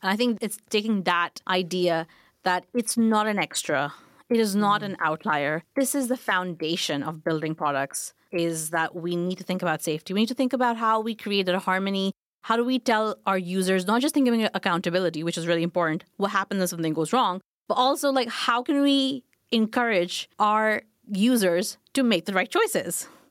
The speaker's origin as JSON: {"language": "English", "country": "Pakistan", "tie": "born or raised there", "also_born_or_lived": "Glasgow, United Kingdom / London, United Kingdom", "moved": "as an adult", "lives_now": "United Kingdom", "said": "I grew up in Pakistan"}